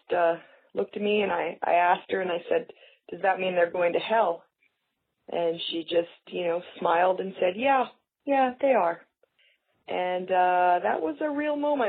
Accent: Canada; I'm from Canada

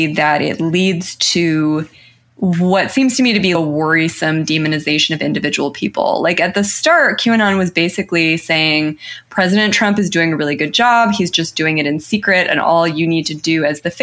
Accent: New Mexico, United States; I'm from New Mexico

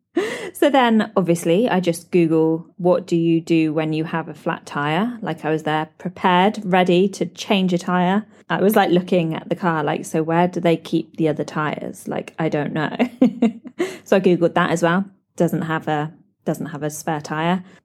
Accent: United Kingdom; moved away as an adult; now in Dubai, United Arab Emirates

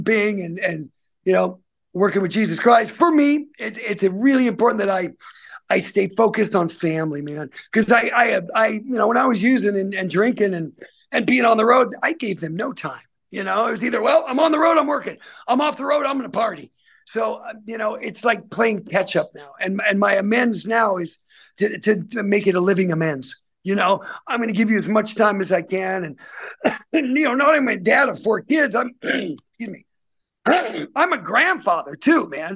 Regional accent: Salem, United States; places in Salem, my hometown

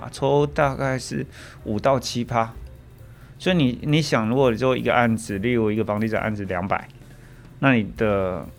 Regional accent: Taoyuan, Taiwan; 我在当兵前我是念工科的，我念二专，然后我那时候是高职是念电机，我是桃园人。

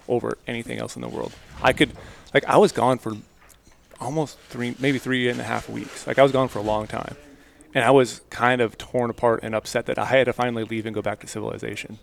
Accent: Midwest, United States; moved away; I grew up in the Midwest.

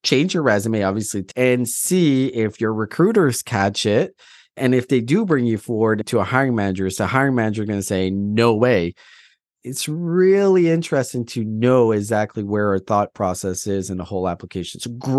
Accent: Atlantic Canada, Canada; now in Alberta, Canada; Well, first of all, I'm from Atlantic Canada and I moved out west during the migration of no jobs

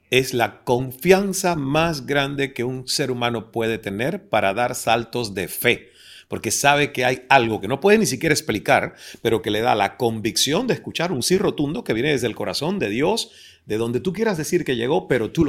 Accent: Cuba; soy el hijo cubano bastardo de una oh relación extramarital de Deepak con mi madre.

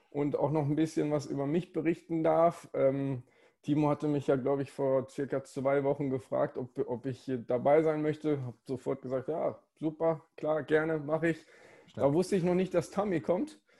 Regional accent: Essen, North Rhine-Westphalia, Germany; De deswegen bin ich auch direkt äh, an der Hafenstraße

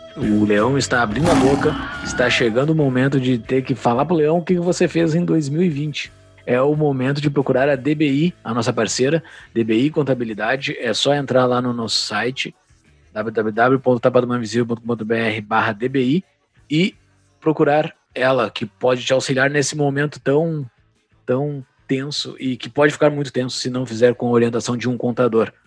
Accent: Mostardas, Rio Grande do Sul, Brazil; que eu sou de Mostardas

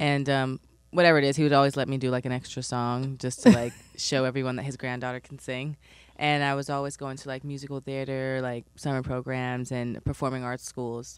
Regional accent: New York City, New York, United States; I'm from East Flatbush

